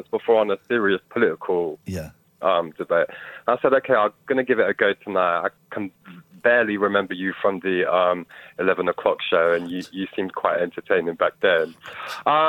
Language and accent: English; Bristol, South West England, United Kingdom; I grew up in Bristol, great city